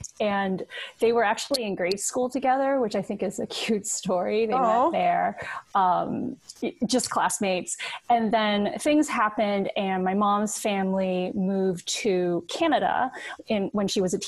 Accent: United States; first language Cantonese; English is a second language; I'm the oldest in my family, and we were all born here. Although English was not my first language

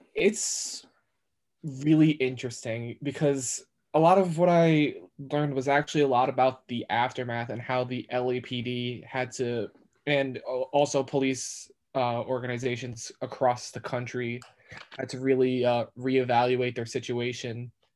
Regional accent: New York, United States; I'm a New Yorker. I've been in New York my entire life

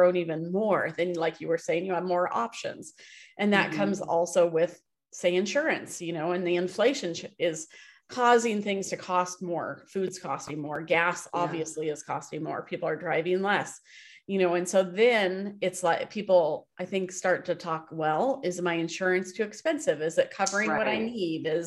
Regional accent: Happy Valley, Oregon, United States; I grew up here in Happy Valley and it was like farmland.

